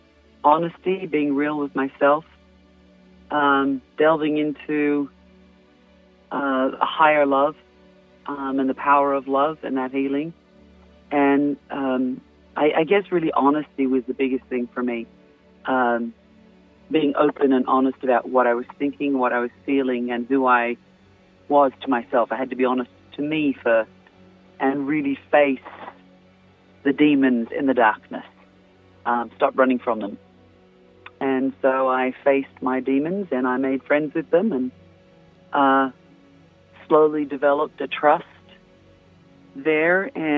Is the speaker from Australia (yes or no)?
yes; Australia; moved away as an adult; now in Mount Vernon, United States; Originally, I'm from Australia. Right. Spent my childhood down there.